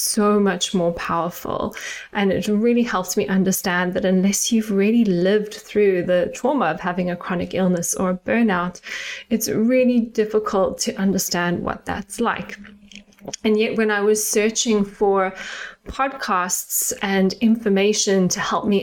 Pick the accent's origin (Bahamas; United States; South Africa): South Africa; moved away as an adult; now in United Kingdom; if you can hear a little tinge of my accent, I am South African and I grew up in South Africa